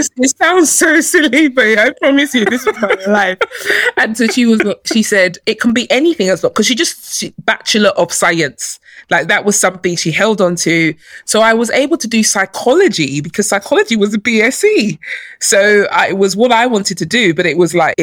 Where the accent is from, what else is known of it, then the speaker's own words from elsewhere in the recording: London, United Kingdom; also born or lived in Nigeria; I grew up in London. I was born in Nigeria, but I came here as a baby and I grew up here.